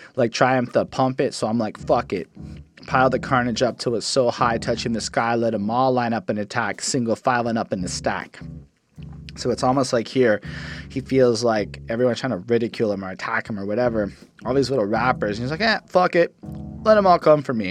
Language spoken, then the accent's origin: English; Canada; I'm a Canadian liberal